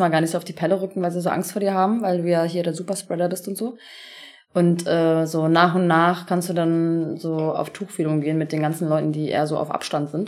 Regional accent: Turkey; ich bin halt Türkin

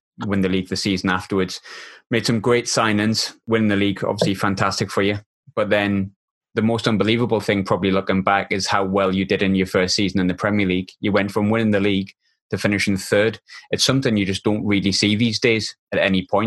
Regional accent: Wearside, North East England, United Kingdom; I'm from the Weir

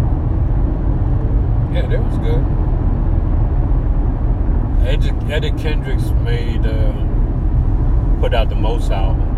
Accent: Redford, Michigan, United States; that we grew up with in Redford

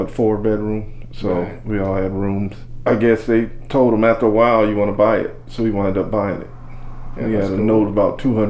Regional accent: Los Angeles, California, United States; We played football on the street. We played with Freeman Ricky Ross.

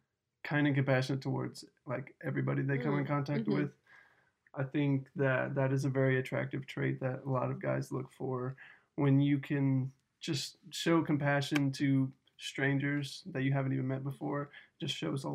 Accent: Dallas, Texas, United States; moved away; I'm from Dallas, Texas.

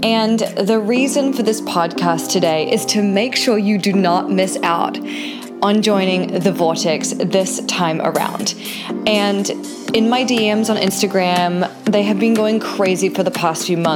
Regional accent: New Zealand; now in California, United States; I'm a New Zealander who lives in California

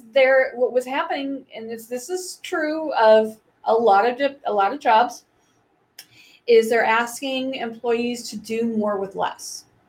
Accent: Wenatchee, Washington, United States; I grew up in Wenatchee

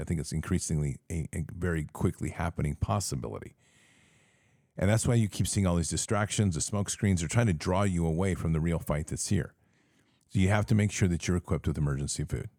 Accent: United States; we are American patriots

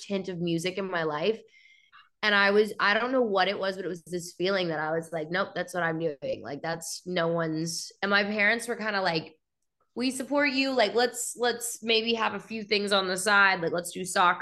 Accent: Allen, Texas, United States; born or raised there; also born or lived in Chattanooga, Tennessee

